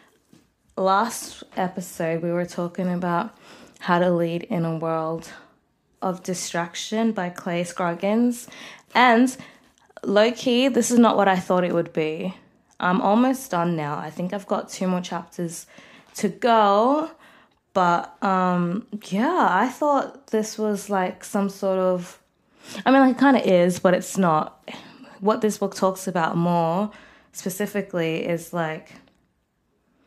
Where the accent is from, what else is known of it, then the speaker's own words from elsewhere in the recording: Melbourne, Victoria, Australia; I'm 23 years old, and I'm from Melbourne, Australia.